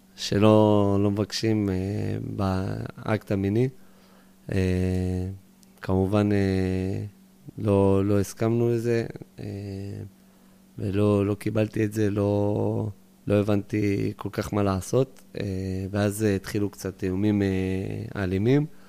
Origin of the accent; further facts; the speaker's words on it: Beit Horon, Judea and Samaria Area, Israel; also born or lived in United States / Giv'at Ze'ev / Jerusalem; נולדתי בארצות הברית, עליתי לארץ בגיל חצי שנה, וגרנו שנתיים בגבעת זאב, זה יישוב ליד ירושלים. אחרי, בגיל שנתיים וחצי אז עברנו באמת לבית חורון. אה, שם גדלתי רוב החיים שלי.